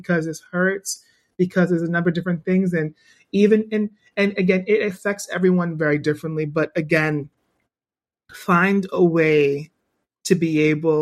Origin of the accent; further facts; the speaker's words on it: New York City, New York, United States; I'm born and bred in Brooklyn